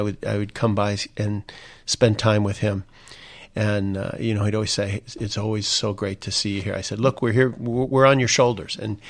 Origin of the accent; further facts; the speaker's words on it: Indiana, United States; When we look at my home state of Indiana, you look at folks who know David more than almost anything